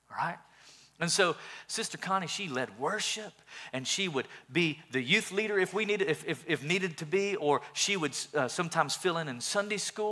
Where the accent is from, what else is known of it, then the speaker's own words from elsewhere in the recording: Sweetwater, Tennessee, United States; I grew up in a little town called Sweetwater